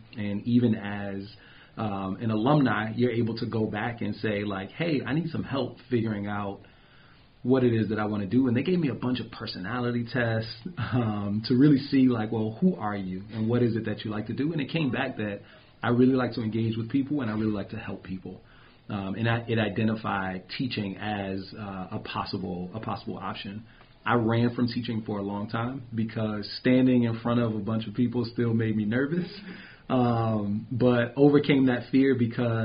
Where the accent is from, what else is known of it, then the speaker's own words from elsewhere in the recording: Prince George's County, Maryland, United States; moved away; I am originally from Prince George's County, Maryland, just outside of D.C.